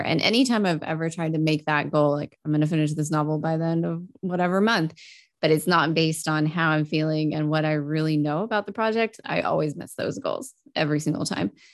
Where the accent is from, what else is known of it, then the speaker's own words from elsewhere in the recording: Texas, United States; moved away; also born or lived in Europe; I grew up in Texas